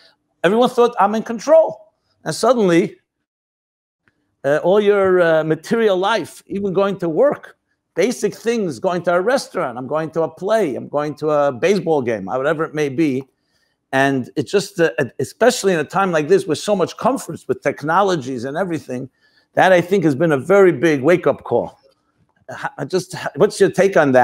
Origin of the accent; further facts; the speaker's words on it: United States; I was born in the United States.